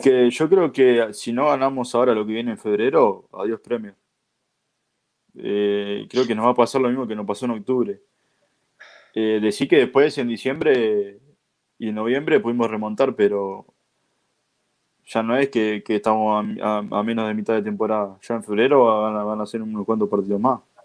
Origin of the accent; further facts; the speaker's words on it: Uruguay; expresarme como uruguayo